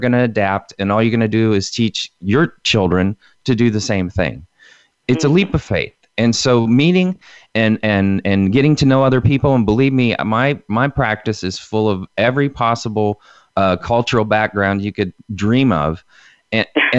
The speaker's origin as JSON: {"language": "English", "region": "Indiana", "country": "United States", "tie": "born or raised there", "said": "When I was a little kid, I grew up in Indiana on a, you know, in a little community"}